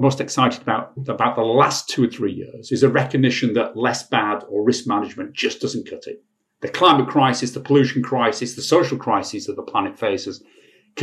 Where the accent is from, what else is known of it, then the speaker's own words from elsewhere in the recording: Bradford, Yorkshire and the Humber, United Kingdom; also born or lived in Sheffield; I was brought up in Bradford